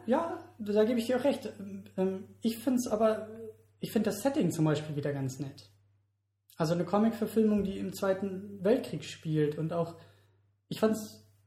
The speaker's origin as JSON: {"language": "German", "country": "Germany", "said": "für uns als Deutsche"}